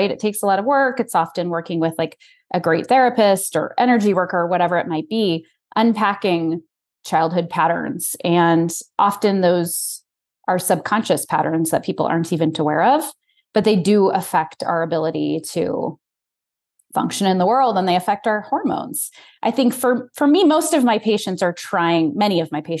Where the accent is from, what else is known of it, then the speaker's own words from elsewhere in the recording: Colorado, United States; moved away as an adult; also born or lived in Chicago / Texas / Detroit; I was born and raised in Colorado, and I went to med school in Chicago.